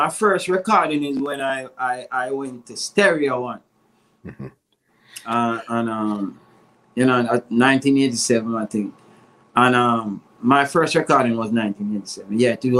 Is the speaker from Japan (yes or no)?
no; Spanish Town, Saint Catherine, Jamaica; also born or lived in Grandspan Avenue; I grew up, I originally from Grandspan Avenue, and then, you know, I moved to Spanish Town. I spent, you know, most of my life in Spanish Town.